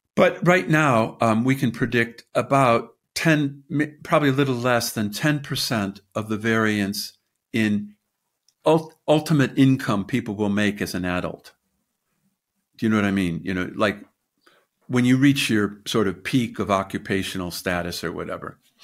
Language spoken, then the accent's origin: English; United States; moved away as an adult; also born or lived in Britain; now in United Kingdom; I'm an American in Britain